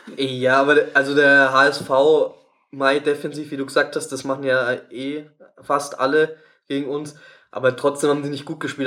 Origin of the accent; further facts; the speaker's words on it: Tegernsee, Bavaria, Germany; aus meinem Geburtsort Tegernsee